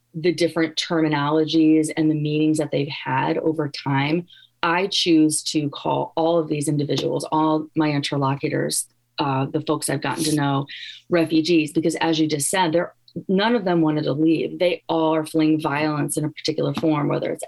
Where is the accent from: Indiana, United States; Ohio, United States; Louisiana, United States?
Indiana, United States; Gary; now in Iowa, United States; I'm from Gary, Indiana.